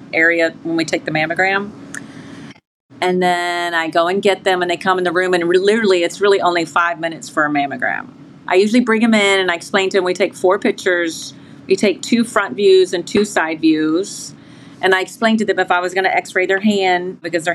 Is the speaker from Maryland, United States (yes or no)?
yes; Maryland, United States; I'm from Maryland